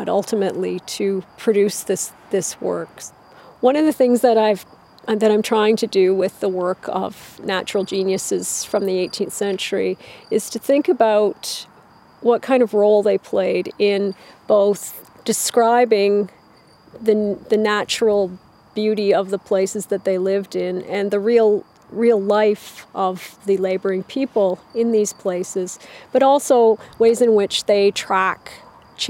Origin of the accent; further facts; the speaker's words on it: Canada; also born or lived in Southern Ontario; I'm from Canada. I live in Southern Ontario